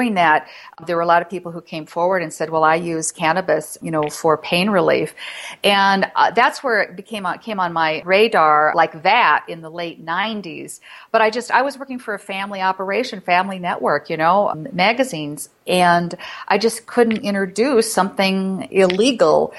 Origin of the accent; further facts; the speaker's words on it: Florida, United States; moved away as an adult; now in Colorado, United States; I'm from Florida. I moved here in November